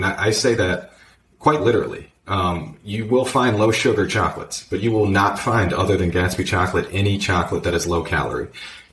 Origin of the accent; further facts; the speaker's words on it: Virginia, United States; I was born and raised in Virginia. I've lived in the U.S. my whole life.